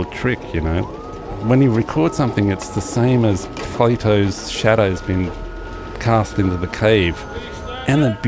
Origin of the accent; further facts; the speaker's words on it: Australia; I'm from Australia.